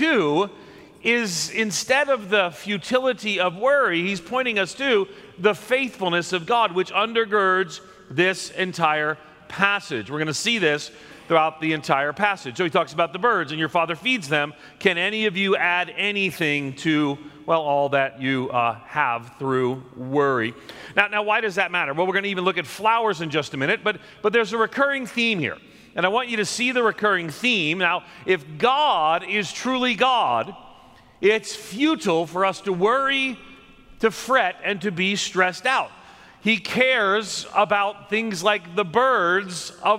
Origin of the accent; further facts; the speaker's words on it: outside of New York City, United States; I grew up outside of New York City